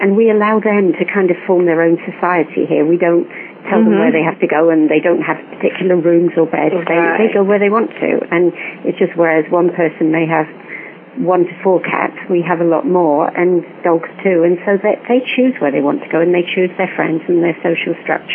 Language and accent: English; England, United Kingdom; I am English